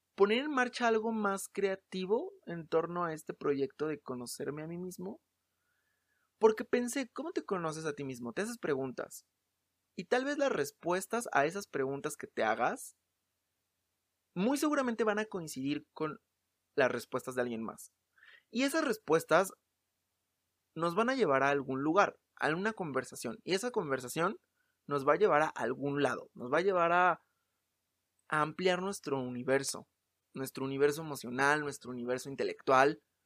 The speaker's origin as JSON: {"language": "Spanish", "region": "Mexico City", "country": "Mexico", "said": "soy de la Ciudad de México"}